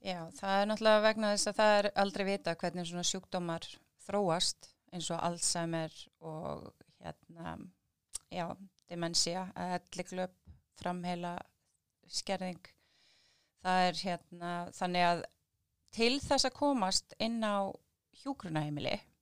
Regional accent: Keflavík, Southern Peninsula, Iceland; við erum nú ættar úr Keflavíkinni

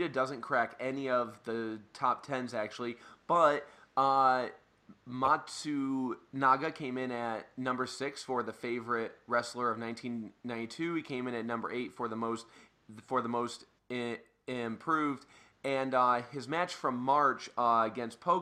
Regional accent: Detroit, Michigan, United States; we're from the Detroit area

